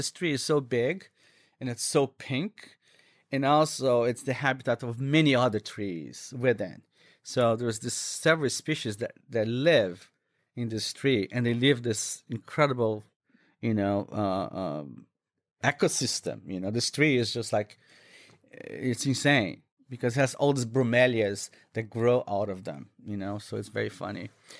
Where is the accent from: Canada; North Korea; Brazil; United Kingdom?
Brazil; Minas Gerais; English is a second language; it's typical from my home state. I come from Minas Gerais, which is a state southwest of Rio. It's in the mountains.